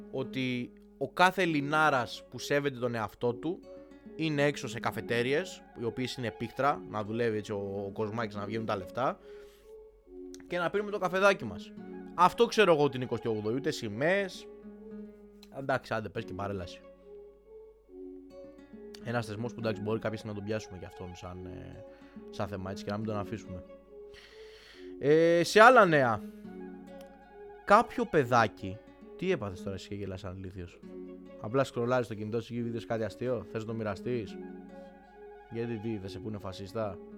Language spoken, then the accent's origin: Greek; Greece; Δηλαδή 27 Οκτώβρη δεν είμαστε Έλληνες και έχουμε έξω τη, ε, ξέρω εγώ, τη σημαία της Αργεντινής γιατί είναι μόδα.